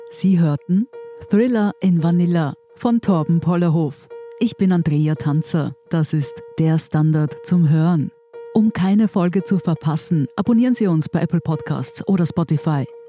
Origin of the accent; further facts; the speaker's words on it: Germany; now in Austria; als Deutscher